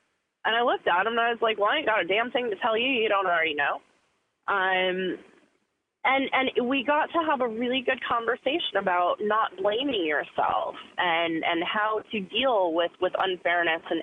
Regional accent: United States; I'm actually an American

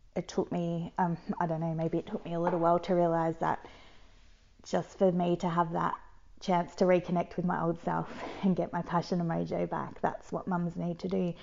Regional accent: Geelong, Victoria, Australia; where are you from? I said, Geelong.

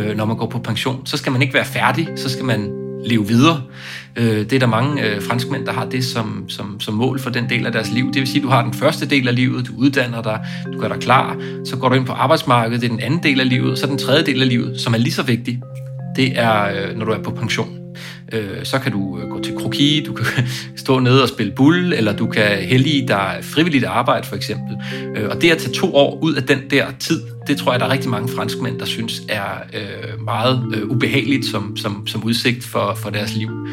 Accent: Denmark; moved away as an adult; also born or lived in Brussels, Belgium; now in Paris, France; jeg er dansker

